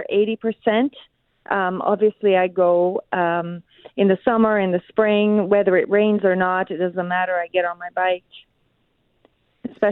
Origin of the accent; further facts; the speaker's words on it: Brazil; now in Winnipeg, Canada; I'm actually from Brazil